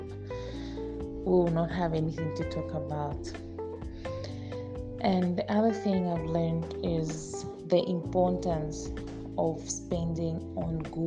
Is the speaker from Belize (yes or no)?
no; Zambia; from Zambia